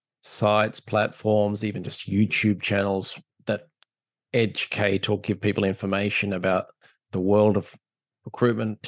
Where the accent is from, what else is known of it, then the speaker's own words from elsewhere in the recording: Australia; being the Aussie